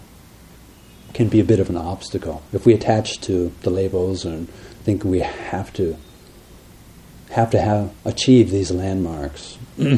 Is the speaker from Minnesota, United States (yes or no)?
yes; Minnesota, United States; we come from Minnesota